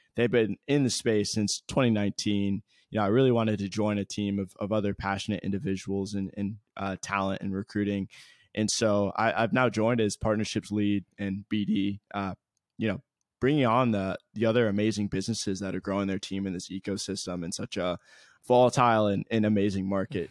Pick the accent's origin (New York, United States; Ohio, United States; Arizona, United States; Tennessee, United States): Ohio, United States; Columbus; born and raised in Columbus, Ohio